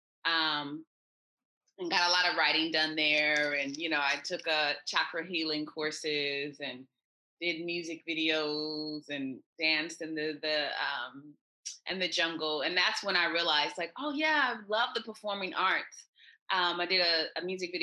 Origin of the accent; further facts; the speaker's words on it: United States; accent: American; moved away as an adult; also born or lived in Thailand; I'm Jamaican with my American accent and passport